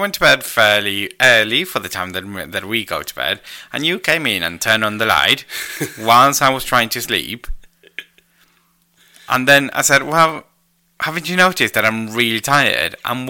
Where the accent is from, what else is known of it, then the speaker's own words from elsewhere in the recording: Argentina; first language Spanish; English is a second language; moved away; I'm Argentinian, y mi idioma materno es el español.